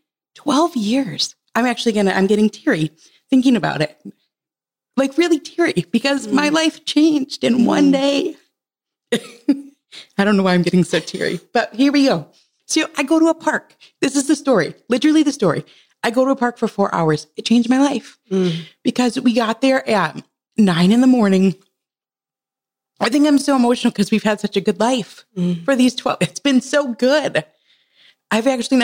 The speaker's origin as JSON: {"language": "English", "region": "Michigan", "country": "United States", "said": "We're from Michigan."}